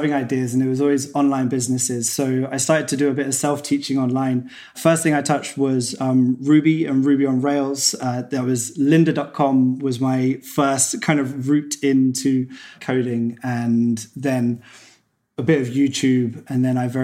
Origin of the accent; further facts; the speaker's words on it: Cambridge, East of England, United Kingdom; I was back in my hometown, Cambridge in England.